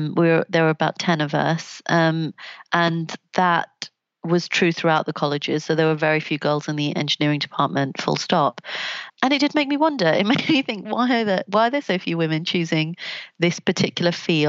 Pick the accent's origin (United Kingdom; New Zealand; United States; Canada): United Kingdom; London; I grew up in Southeast London, not very far from where Stephen Lawrence was killed.